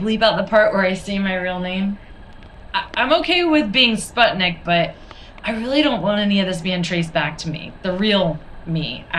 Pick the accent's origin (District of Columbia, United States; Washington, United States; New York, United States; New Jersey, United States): New York, United States; Brooklyn; also born or lived in St. Petersburg, Russia; because I grew up in Brooklyn.